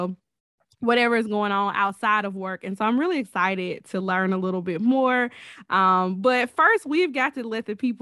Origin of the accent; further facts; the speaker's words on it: Alabama, United States; We are both from Alabama